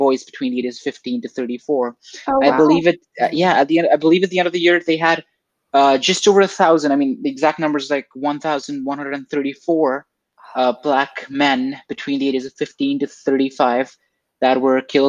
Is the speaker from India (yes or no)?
yes; India; moved away; I'm not from Canada or North America. I'm from India